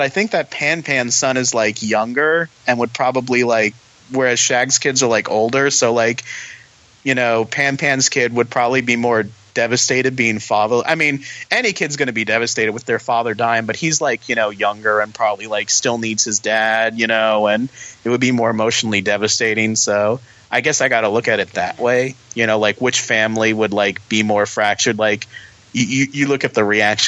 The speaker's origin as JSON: {"language": "English", "region": "Florida", "country": "United States", "said": "I'm from Florida. We have flatlands."}